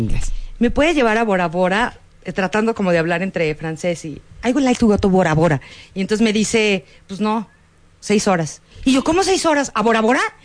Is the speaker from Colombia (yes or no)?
no; Mexico; Yo no soy de aquí, yo soy de México.